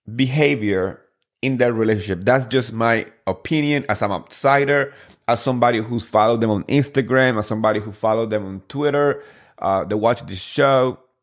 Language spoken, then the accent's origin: English; New Jersey, United States; I grew up in Jersey and that's my, uh, you know, I feel like home.